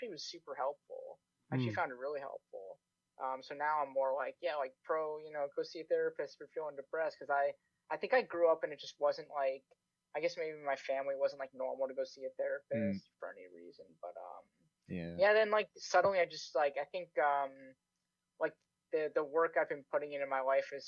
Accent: Connecticut, United States; now in Canada

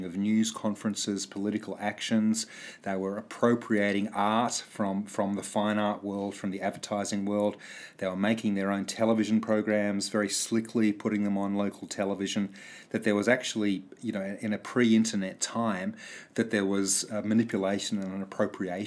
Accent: New South Wales, Australia; I grew up in New South Wales

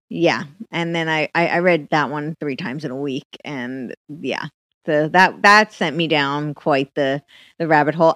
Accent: United States; moved away as an adult; also born or lived in Manhattan / Los Angeles; I grew up right outside New York City

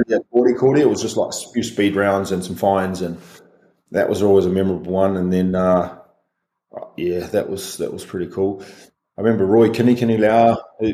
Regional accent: Rotorua, Bay of Plenty, New Zealand; growing up in Rotorua.

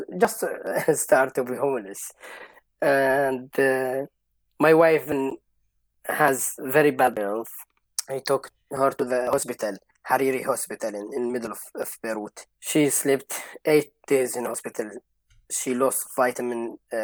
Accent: Syria; English is a second language; moved away as an adult; also born or lived in Lebanon; now in Exeter, United Kingdom; we are refugees, because we are from Syria

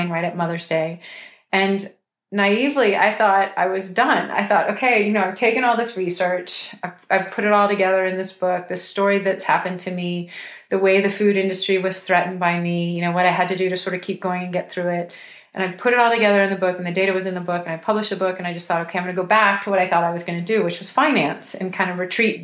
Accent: Houston, Texas, United States; I'm from Houston

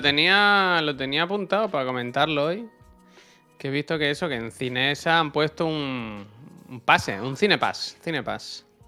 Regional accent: Spain; Si yo te escribo desde España

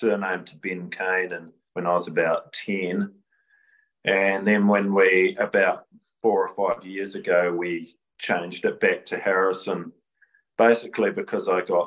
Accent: Gloriavale, West Coast, New Zealand; born or raised there; moved away as an adult; also born or lived in Rangiora, New Zealand / Cust, New Zealand

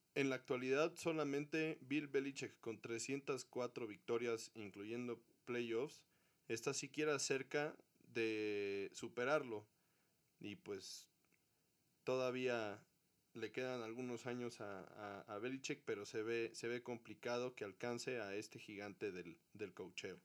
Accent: Mexico; para todos los mexicanos que somos aficionados al fútbol americano

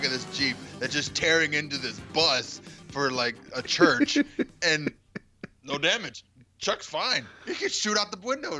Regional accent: Canada; I'm from Canada.

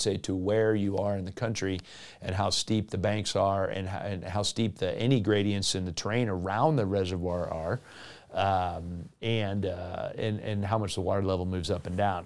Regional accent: South Florida, United States; now in Western United States; in my home state of Florida

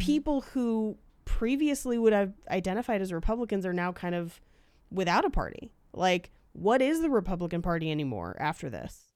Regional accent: California, United States; I grew up in California

